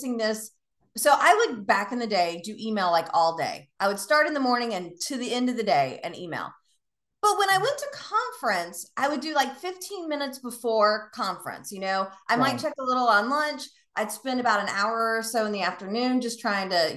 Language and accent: English; the South, United States; now in Tampa, United States; I'm from the South